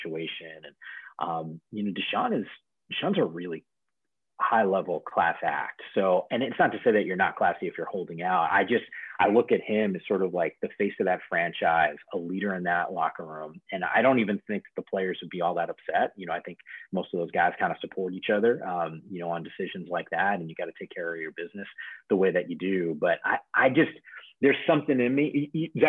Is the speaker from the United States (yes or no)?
yes; Northeast, United States; I grew up in the Northeast, you know, just outside of New York City, and grew up a Giants fan.